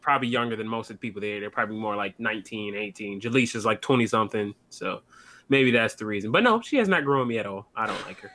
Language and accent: English; Michigan, United States